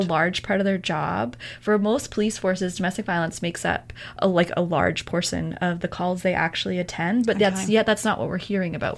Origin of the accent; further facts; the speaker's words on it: Alberta, Canada; moved away; I'm from Alberta